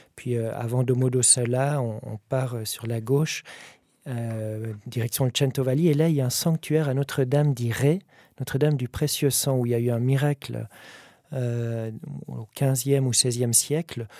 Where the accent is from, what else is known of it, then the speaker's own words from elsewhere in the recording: Valais, Switzerland; je suis valaisan